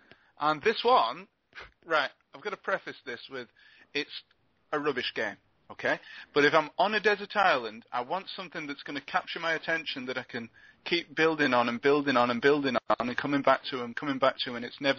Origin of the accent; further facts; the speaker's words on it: Glasgow, Scotland, United Kingdom; I didn't grow up in Patrick. I grew up in Partick.